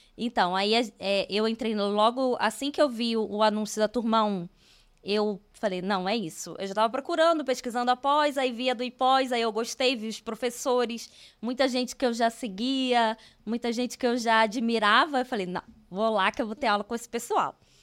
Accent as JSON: {"language": "Portuguese", "region": "Rio de Janeiro", "country": "Brazil", "moved": "as an adult", "lives_now": "Curitiba, Brazil", "said": "eu sou carioca, eu moro em Curitiba, tem quatro anos, mas eu sou carioca"}